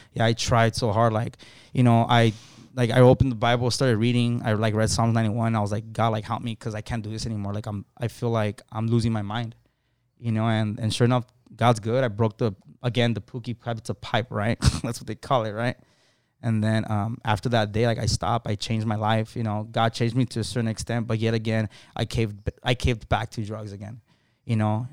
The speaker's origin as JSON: {"language": "English", "town": "Los Angeles", "region": "California", "country": "United States", "tie": "born or raised there", "said": "I was born, basically born and raised in Lincoln Heights"}